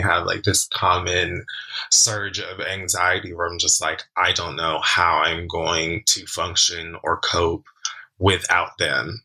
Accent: Jamaica; Jamaican man myself, also early 30s

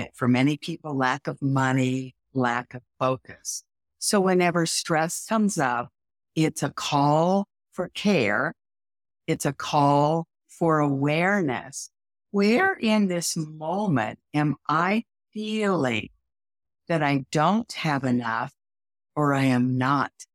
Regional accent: Midwest, United States; I'm from the Midwest

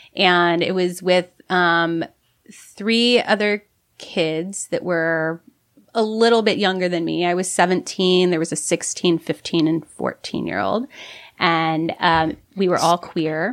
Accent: Ohio, United States; accent: Midwest; moved away as an adult; now in San Francisco, United States; I'm from Ohio. It's milk instead of mil-, milk

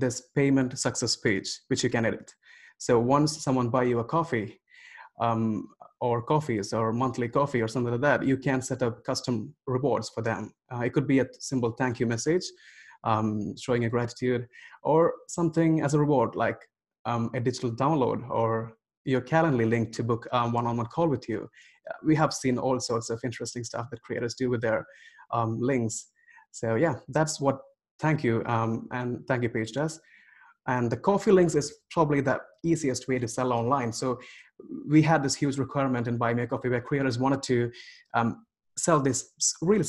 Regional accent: India; I grew up in India

